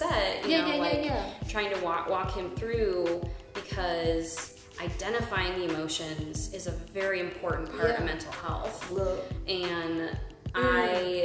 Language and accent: English; Midwest, United States; now in Omaha, United States; Living and growing up in the Midwest